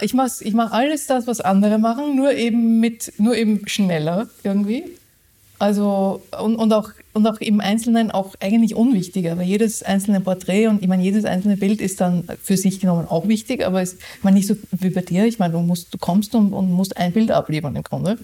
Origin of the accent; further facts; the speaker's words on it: Austria; now in Germany; ich bin ja Österreicherin